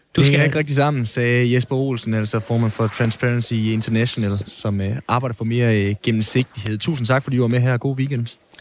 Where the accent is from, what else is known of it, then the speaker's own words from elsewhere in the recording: Denmark; vores privilegie som danskere